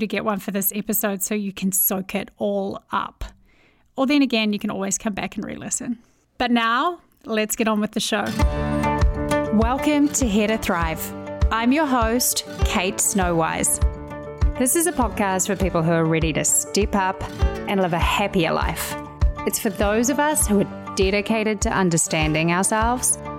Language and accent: English; New Zealand; accent: Kiwi; I have a Kiwi accent.